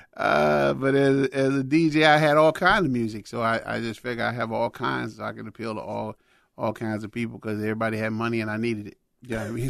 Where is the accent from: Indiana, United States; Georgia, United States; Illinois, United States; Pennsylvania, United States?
Illinois, United States; Chicago; growing up in Chicago